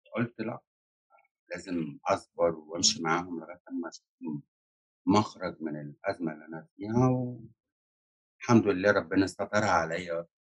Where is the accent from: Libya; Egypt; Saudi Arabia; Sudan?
Egypt; moved away as an adult; now in United States; أنا هاجرت على أمريكا سنة ألفين وتمانية، ودلوقتي بقالي عايشة في أمريكا اتناشر سنة وأنا مصرية الأصلي